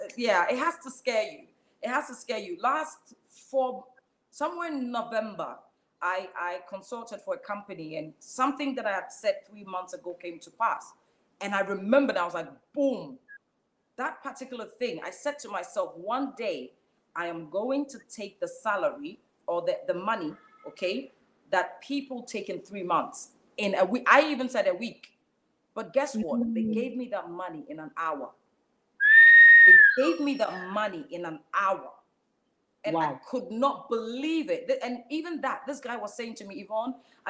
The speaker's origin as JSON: {"language": "English", "town": "Ada", "region": "Greater Accra", "country": "Ghana", "also_born_or_lived": "Edmonton, London", "moved": "yes", "lives_now": "London, United Kingdom", "said": "I come from Ada. There's a place called Ada, right, in Ghana"}